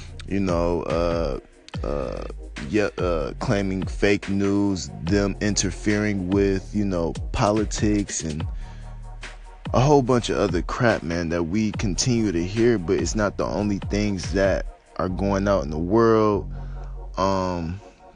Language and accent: English; United States